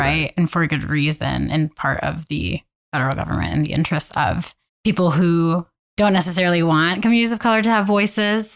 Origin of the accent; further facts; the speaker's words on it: Southern California, United States; moved away as an adult; now in Spokane, United States; I'm from Southern California, moved up to Spokane in twenty fourteen to go to Whitworth University